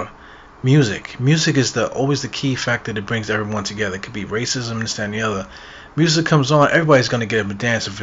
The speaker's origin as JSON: {"language": "English", "town": "Brooklyn", "region": "New York", "country": "United States", "said": "I'm from Brooklyn. I have so much pride in being from Brooklyn"}